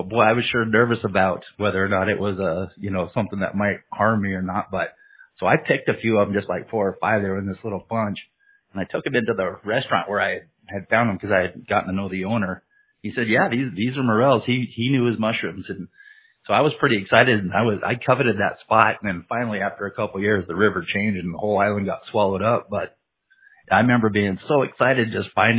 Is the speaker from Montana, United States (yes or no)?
yes; Montana, United States; I'm from Montana